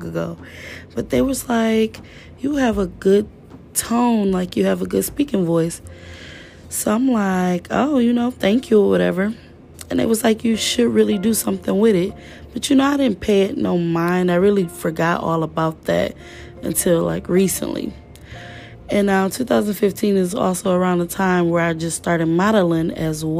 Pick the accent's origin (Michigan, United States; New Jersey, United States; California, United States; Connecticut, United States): Michigan, United States; Detroit; I'm from Detroit